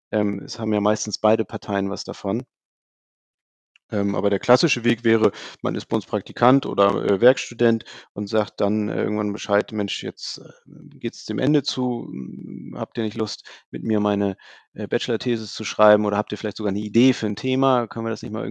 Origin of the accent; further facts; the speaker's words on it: Hamburg, Germany; Also ich komme selber aus dem Süden von Hamburg, äh, wohne Richtung Lüneburg